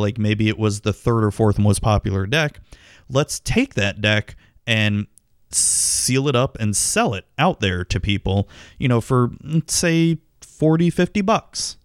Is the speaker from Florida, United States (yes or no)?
yes; Tampa, Florida, United States; my hometown sports teams, the Tampa Bay Buccaneers and the Tampa Bay Devil Rays